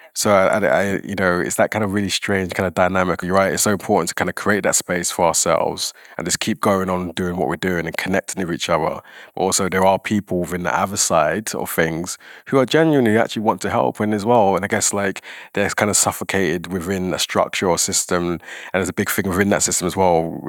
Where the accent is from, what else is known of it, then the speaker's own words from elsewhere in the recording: London, United Kingdom; now in Scotland, United Kingdom; I'm from London. I see amazing things happening there, but I'm passionate about Scotland, where I live